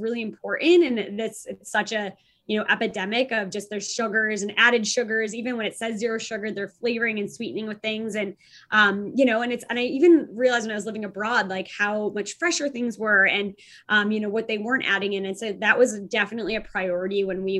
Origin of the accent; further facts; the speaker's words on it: Chicago, Illinois, United States; now in California, United States; we have to launch in Chicago first, because first to market, it's my hometown